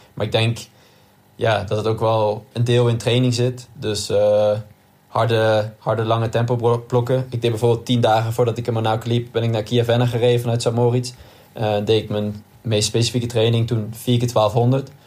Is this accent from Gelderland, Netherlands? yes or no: yes; Nijmegen, Gelderland, Netherlands; Als Nijmegenaar